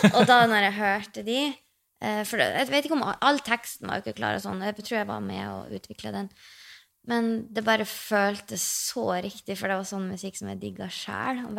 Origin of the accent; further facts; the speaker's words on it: Mosjøen, Nordland, Norway; Jeg bodde jo hjemme i Mosjøen